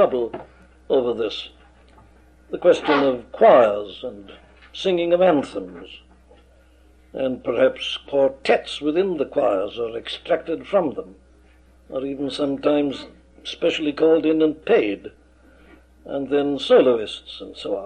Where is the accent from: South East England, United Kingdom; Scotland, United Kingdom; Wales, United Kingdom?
Wales, United Kingdom; my home country, Wales